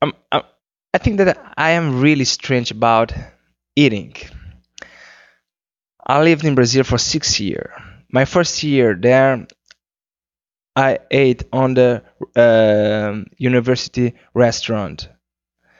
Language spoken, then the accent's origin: English; Cape Verde; first language Cape Verdean Creole; English is a second language; my first language is Criollo, which is the Cape Verdean language